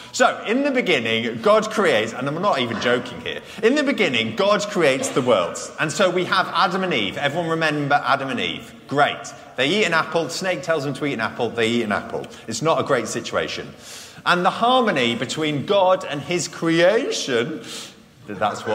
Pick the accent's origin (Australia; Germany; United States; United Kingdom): United Kingdom; I'm British